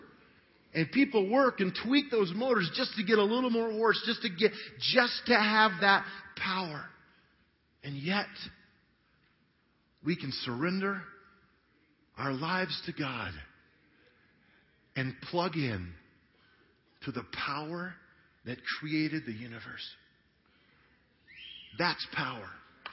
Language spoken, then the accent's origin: English; Grand Junction, Colorado, United States; I grew up in Grand Junction, Colorado